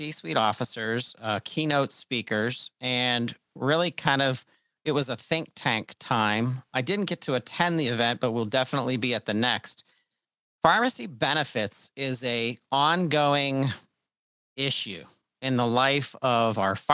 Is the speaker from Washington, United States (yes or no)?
no; Pittsburgh, Pennsylvania, United States; I'm from Pittsburgh. I grew up in Pittsburgh. I grew up north of the city